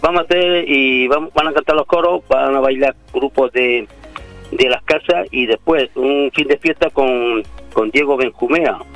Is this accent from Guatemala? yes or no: no; Jaén, Andalusia, Spain; yo soy de Jaén